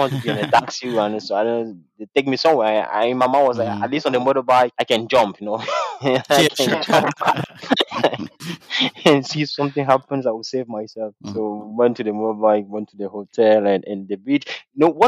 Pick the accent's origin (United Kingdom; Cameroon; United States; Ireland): Cameroon; Douala, Littoral; I'm from Douala